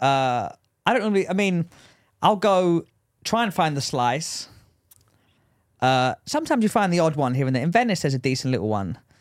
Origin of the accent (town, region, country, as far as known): England, United Kingdom; accent: English